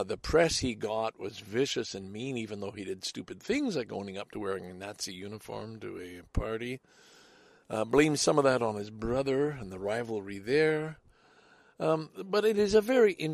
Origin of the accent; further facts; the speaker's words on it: Salaberry-de-Valleyfield, Quebec, Canada; now in Toronto, Canada; Valleyfield, my hometown.